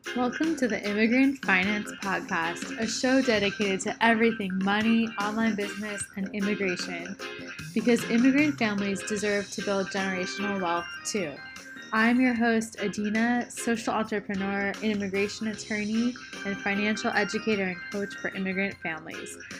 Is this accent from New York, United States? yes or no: no; Maryland, United States; now in Virginia, United States; I'm actually originally from Maryland, and my family lives there.